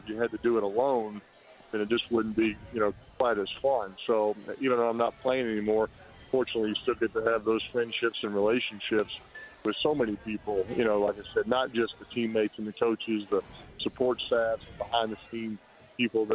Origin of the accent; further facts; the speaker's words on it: New Orleans, Louisiana, United States; moved away; also born or lived in Indianapolis / Denver; my hometown of New Orleans is so important to me